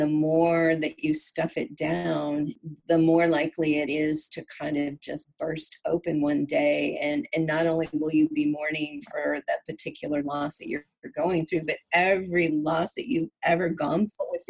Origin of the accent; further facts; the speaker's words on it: California, United States; moved away as an adult; also born or lived in Virginia; I was born and raised in California, but I lived in Virginia for 10 years